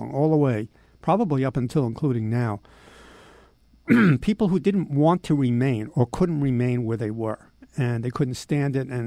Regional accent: United States; growing up in America

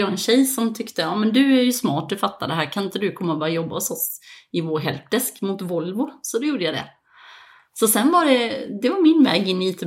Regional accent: Växjö, Kronoberg County, Sweden; moved away as an adult; also born or lived in Malmö / Copenhagen / Dubai; Jag är uppvuxen som sagt i Växjö och en liten by utanför Växjö, men eh, jag flyttade till, eh, till Malmö faktiskt 2008

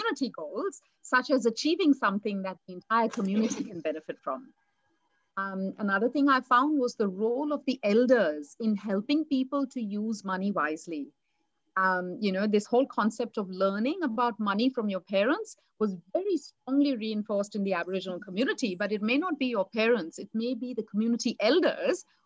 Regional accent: India; moved away as an adult; now in Australia; I was brought up in India

